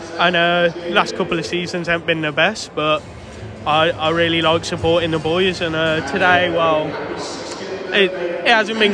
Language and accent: English; Worcestershire, West Midlands, United Kingdom; I'm from Worcestershire